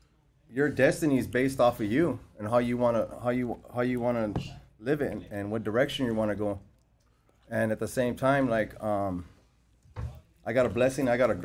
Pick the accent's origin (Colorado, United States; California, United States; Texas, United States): California, United States; Whittier; We grew up in Whittier. At that time, the neighborhood that we grew up in and we were at right now is different.